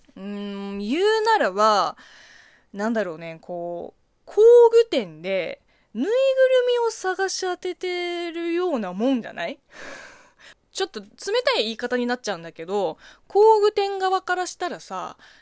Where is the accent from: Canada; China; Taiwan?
China; moved away; 中国生 まれ、中国育ちの私